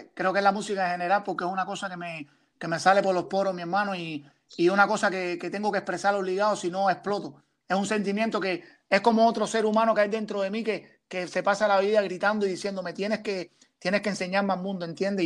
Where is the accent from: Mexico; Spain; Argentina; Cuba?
Cuba; Matanzas; now in Toronto, Canada; soy un artista cubano que viene de la provincia de Matanza